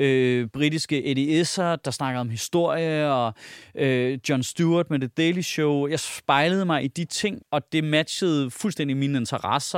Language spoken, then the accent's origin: Danish; Denmark; som dansker